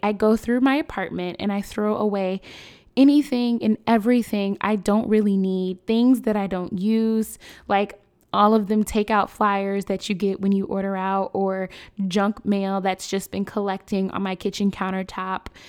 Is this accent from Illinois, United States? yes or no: yes; Chicago, Illinois, United States; My hometown, Chicago, we are no stranger to gun violence